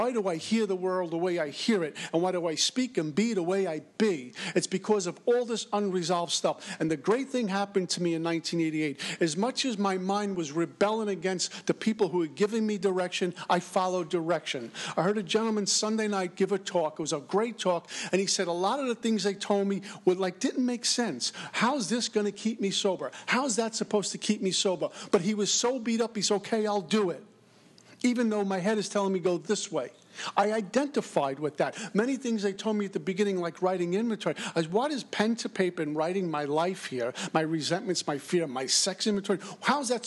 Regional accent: New York, United States; I'm from New York

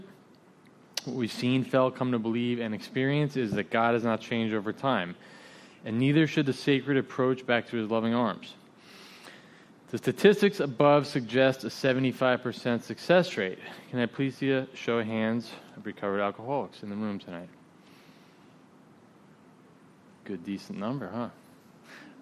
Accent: Pompano Beach, Florida, United States; my hometown of Pompano Beach, Florida

